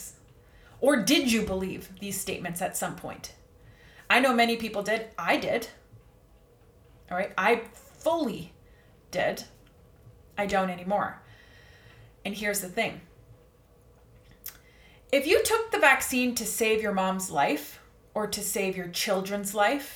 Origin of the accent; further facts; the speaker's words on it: Canada; I'm going to speak from the perspective of a Canadian here. I'm Canadian